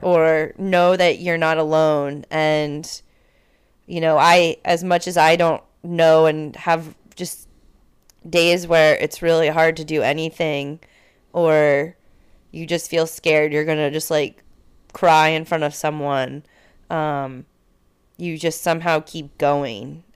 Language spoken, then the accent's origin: English; Connecticut, United States; now in Washington, D.C., United States; I'm from Connecticut, but I'm in D C.